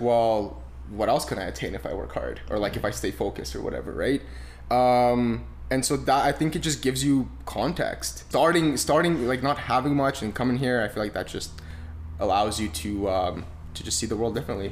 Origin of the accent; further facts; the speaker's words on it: Romania; now in Canada; I was born in Romania, very humble beginnings. Uh, I didn't. I mean, we grew up on a in a town of 300 people.